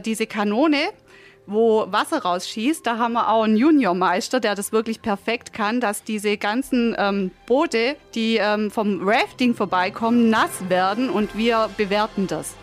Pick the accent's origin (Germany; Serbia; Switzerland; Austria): Germany; Tuttlingen district, Baden-Württemberg; Wir kommen aus dem Landkreis Tuttlingen